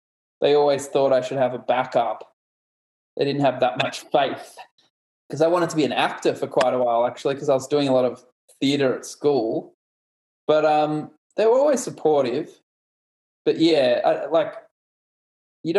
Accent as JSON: {"language": "English", "town": "Melbourne", "region": "Victoria", "country": "Australia", "tie": "born or raised there", "said": "I grew up in Melbourne"}